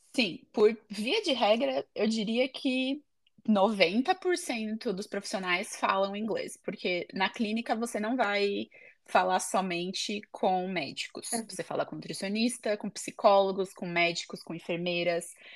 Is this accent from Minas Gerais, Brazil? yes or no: no; São Paulo, Brazil; moved away as an adult; also born or lived in United States; now in Ede, Netherlands; eu sou de São Paulo, no Brasil